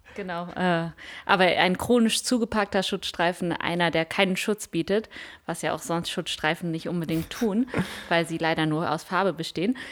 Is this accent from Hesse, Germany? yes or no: no; Münster, North Rhine-Westphalia, Germany; now in Rostock, Germany; Ich komme aus Münster